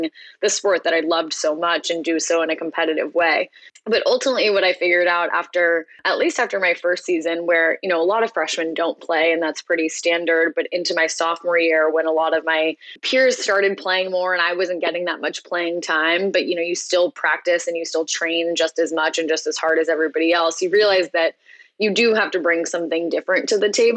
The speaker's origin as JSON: {"language": "English", "town": "Tiburon", "region": "California", "country": "United States", "tie": "born or raised there", "said": "I grew up in the Bay Area, just outside of San Francisco, in a town called Tiburon"}